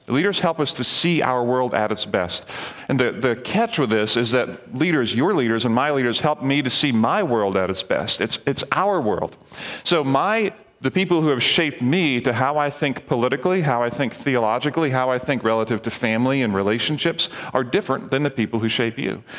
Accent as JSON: {"language": "English", "country": "Barbados", "tie": "born or raised there", "moved": "yes", "said": "when I was younger, growing up in the Caribbean, we had a missions team come from Lancaster Bible College to Barbados, where I was"}